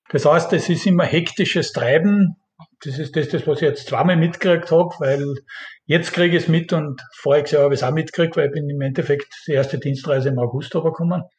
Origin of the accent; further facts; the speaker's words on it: Austria; now in South Korea; bei uns in Österreich